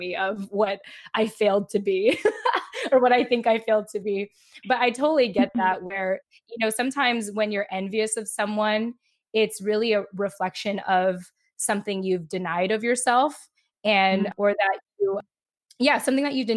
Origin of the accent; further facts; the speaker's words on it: San Diego, California, United States; also born or lived in Japan; shortly after I lost my dad, we moved from Japan to San Diego. And in my elementary years and middle school years